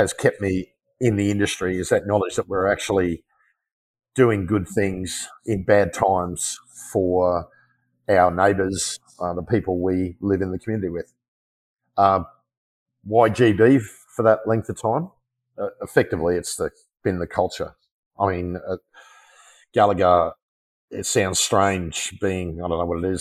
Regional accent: Australia; my pride in being an Australian

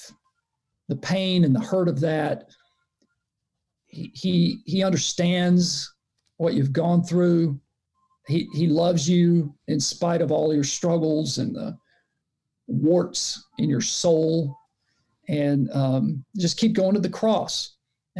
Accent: Chattanooga, Tennessee, United States; accent: Southern; moved away as an adult; also born or lived in Nashville, Tennessee / Memphis, Tennessee / Jacksonville, Florida; now in Cleveland, United States; grew up in Chattanooga, Tennessee

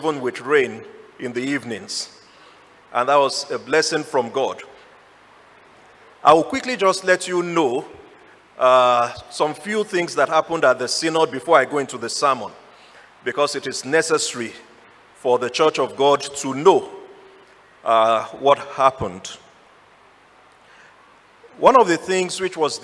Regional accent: Nigeria; now in Ghana

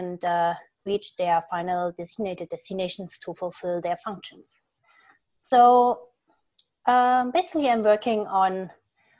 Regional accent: Germany; moved away as an adult; also born or lived in Munich, Germany; now in New Haven, United States; I'm actually from Germany, so I started my PhD in Germany

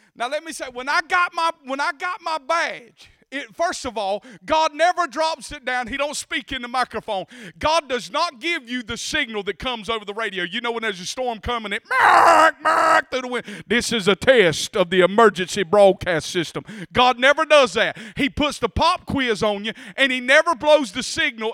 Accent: Bacon County, Georgia, United States; accent: country; I was raised in Bacon County

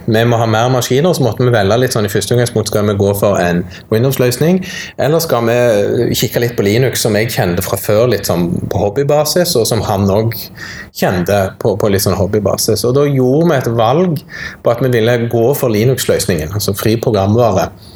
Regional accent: Sandnes, Rogaland, Norway; now in Stavanger, Norway; jeg er jo sånn sett født og oppvokst i Sandnes, nabokommunen her

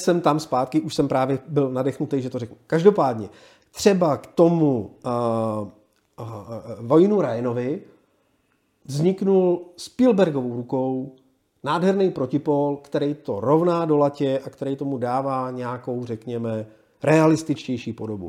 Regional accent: Prague, Czechia

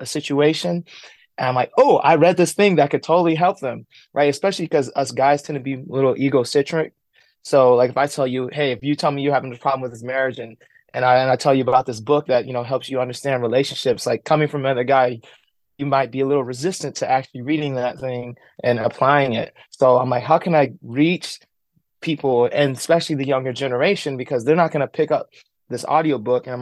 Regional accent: San Diego, California, United States; I'm born and raised in San Diego, California

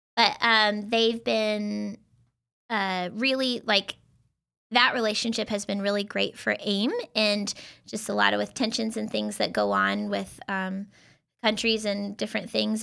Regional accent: Idaho, United States; moved away as an adult; now in Tri-Cities, United States; I'm actually from Idaho

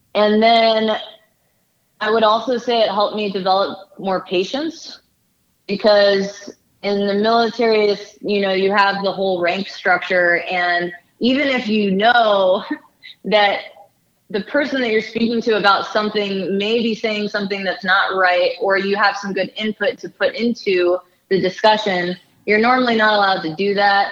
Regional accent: Silver Spring, Maryland, United States; I'm originally from Silver Spring, Maryland

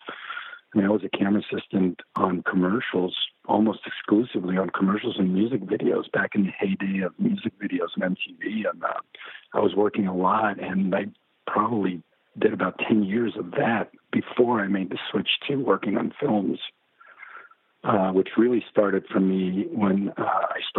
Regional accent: Mexico; moved away; also born or lived in Mexico City; I grew up in Mexico

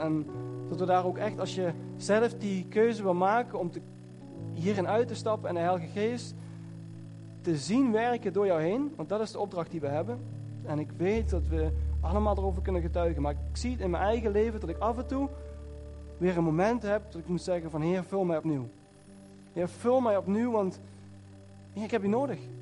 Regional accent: Netherlands; ik kom uit Nederland

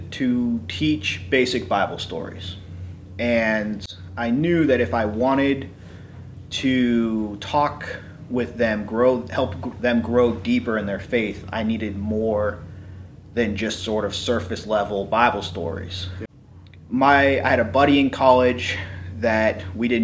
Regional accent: California, United States; moved away as an adult; also born or lived in Waynesburg, Pennsylvania; I grew up in California.

